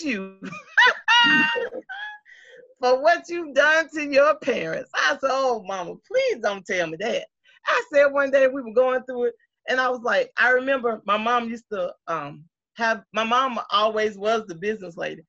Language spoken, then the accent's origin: English; Moultrie, Georgia, United States; moved away as an adult; also born or lived in Africa; growing up in Moultrie